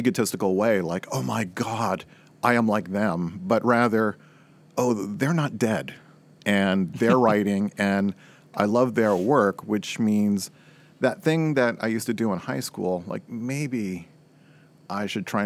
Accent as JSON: {"language": "English", "region": "Florida", "country": "United States", "tie": "born or raised there", "also_born_or_lived": "Boston / Fort Lauderdale", "said": "Growing up in Florida, I was born in Boston because so few people are born in Florida"}